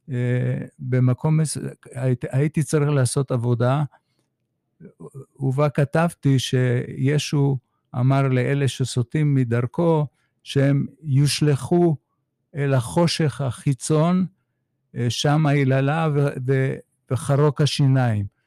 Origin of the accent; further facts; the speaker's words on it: Haifa, Haifa District, Israel; האימא שלי צפתית הרבה דורות לאחור, ילידת הארץ. למדתי בבית ספר בחיפה